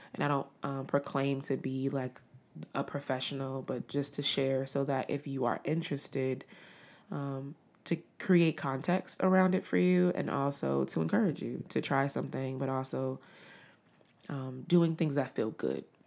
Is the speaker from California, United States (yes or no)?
yes; Los Angeles, California, United States; being from Los Angeles